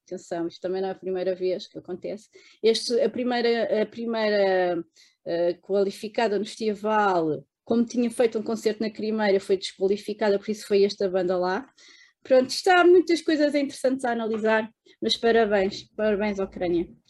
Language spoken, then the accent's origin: Portuguese; Portugal; Eu não estou a falar até enquanto portuguesa